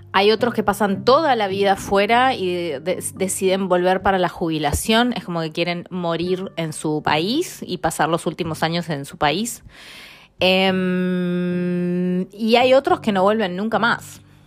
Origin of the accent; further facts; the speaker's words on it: Mendoza, Argentina; moved away as an adult; also born or lived in Spain / Italy / Buenos Aires; now in London, United Kingdom; yo nací en Mendoza